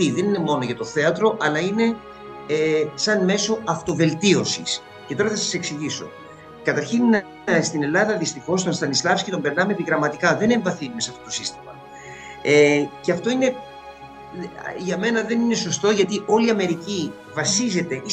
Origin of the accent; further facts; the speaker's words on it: Alexandria, Alexandria Governorate, Egypt; also born or lived in England / New York, United States; now in Greece; γεννήθηκα στην Αλεξάνδρεια της Αιγύπτου ε, και σπούδασα υποκριτική στην Αμερική, στη Νέα Υόρκη κυρίως.